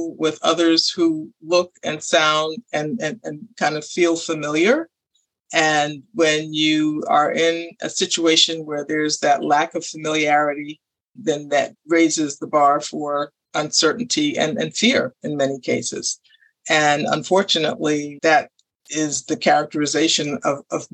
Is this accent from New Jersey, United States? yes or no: no; New York, United States; I grew up in New York